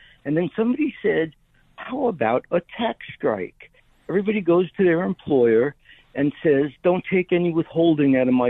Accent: New York City, New York, United States; moved away as an adult; also born or lived in Denver; now in Wisconsin, United States; That was a good guess. That's my hometown.

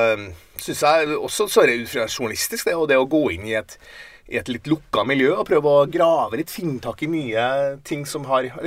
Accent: Steinkjer, Trøndelag, Norway; Da jeg kom fra Steinkjer, så vår litt sånn eh, sosialdemokratiske boble, så kom til Trondheim og opplevde det der miljøet han var

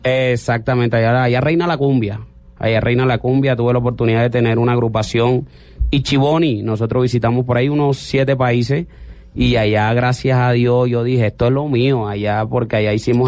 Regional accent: Santa Marta, Magdalena, Colombia; yo soy Samario. Samario. Más costeño

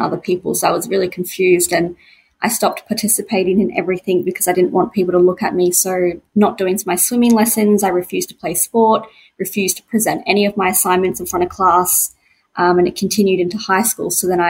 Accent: Brisbane, Queensland, Australia; I'm from Brisbane, Queensland, and I'm a very creative person

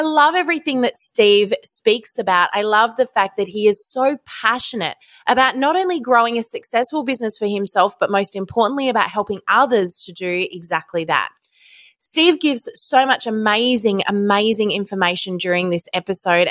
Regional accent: Australia; So plus we're Australian.

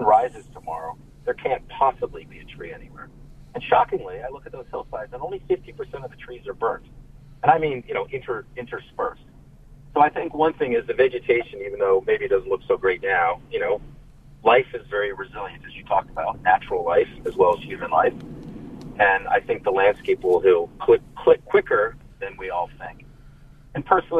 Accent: New York, United States; now in California, United States; I'm actually from New York. I grew up outside

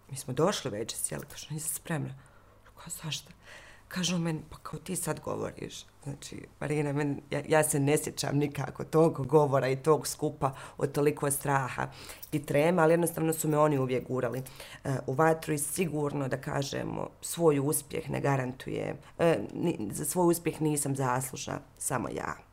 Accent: Mostar, Federation of Bosnia and Herzegovina, Bosnia & Herzegovina; moved away; da se vraćam često u Mostar, ja sam Mostarka na kraju krajeva

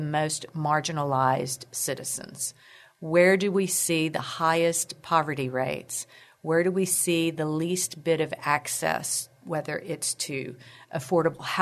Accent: Corpus Christi, Texas, United States; moved away as an adult; now in San Antonio, United States; was born and raised in Corpus Christi

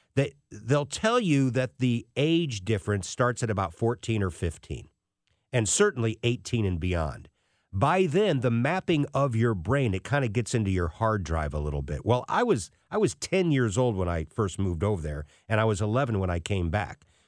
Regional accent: St. Louis, Missouri, United States; accent: Saint Louis; also born or lived in England; as an American with, obviously, my Saint Louis accent.

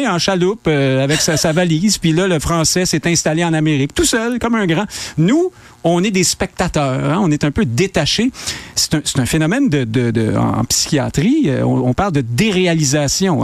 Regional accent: Quebec, Canada; on est des Québécois francophones maintenant

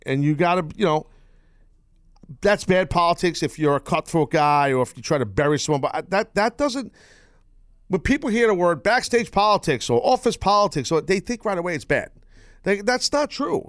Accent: United States; as an American

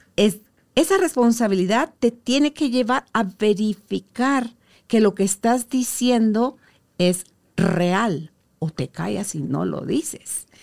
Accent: Mazatenango, Suchitepéquez, Guatemala; a nosotros cuando éramos chiquitos en Mazatenango

